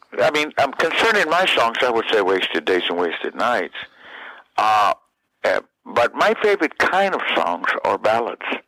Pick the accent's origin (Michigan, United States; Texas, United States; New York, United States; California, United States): Texas, United States; San Benito; moved away as an adult; my hometown of San Benito, Texas